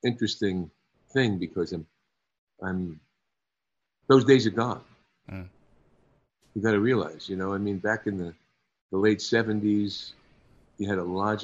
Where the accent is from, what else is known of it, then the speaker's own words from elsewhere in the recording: New York, United States; moved away; I can ride a subway, you know, because I came from New York